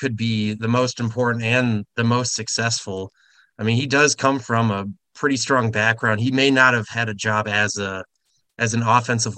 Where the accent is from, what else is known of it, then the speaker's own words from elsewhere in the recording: Wisconsin, United States; moved away; also born or lived in Nebraska; I grew up in Wisconsin